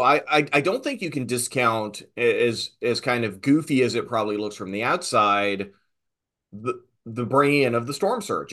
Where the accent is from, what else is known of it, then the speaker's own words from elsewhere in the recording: Southern Virginia, United States; little proto nerd growing up in Southern Virginia